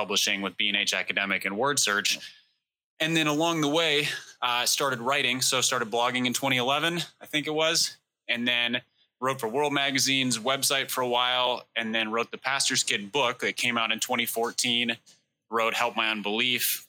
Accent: Minneapolis, Minnesota, United States; I grew up in Minneapolis

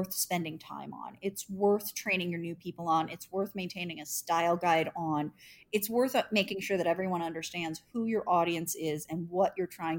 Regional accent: Indianapolis, Indiana, United States; living in Indianapolis and being a Hoosier and working for my hometown newspaper

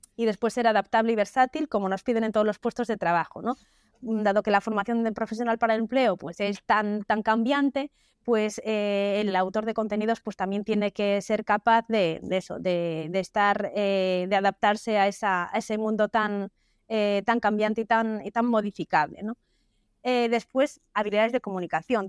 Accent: Galicia, Spain; also born or lived in Vigo; todos somos gallegos

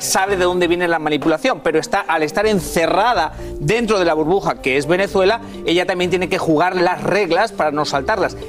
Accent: Spain; born or raised there

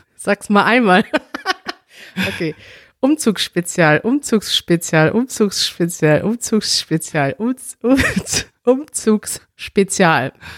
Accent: Münster, North Rhine-Westphalia, Germany; now in Berlin, Germany; in einer Stadt wie Münster bin, meiner Heimatstadt

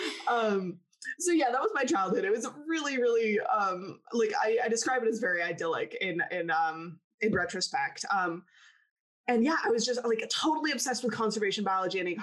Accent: Wisconsin, United States; also born or lived in Colorado; So born in Colorado, raised in Wisconsin.

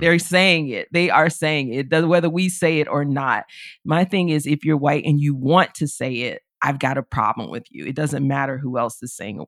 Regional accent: Florida, United States; moved away as an adult; now in Oxford, Mississippi, United States; I grew up in Florida, being here in Mississippi, it's a different kind of South

